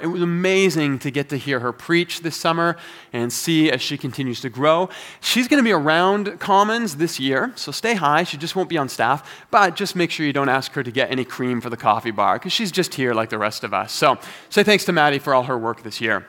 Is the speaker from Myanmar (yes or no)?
no; Toronto, Ontario, Canada; moved away as an adult; now in Calgary, Canada; I've been living in Calgary now for fifteen years, but I am originally from Toronto